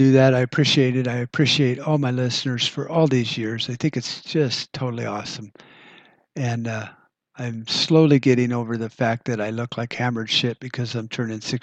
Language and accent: English; United States